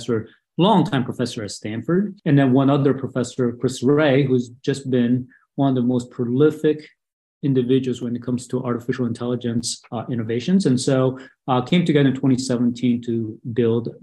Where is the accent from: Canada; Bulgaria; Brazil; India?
Brazil; moved away as an adult; also born or lived in Taipei, Taiwan; now in United States; I was born in Taipei and grew up in Brazil